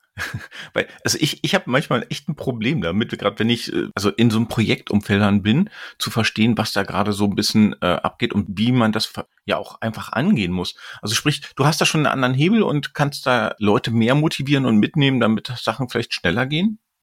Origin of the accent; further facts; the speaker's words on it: Berlin, Germany; ich bin Berliner, ich bleib Berliner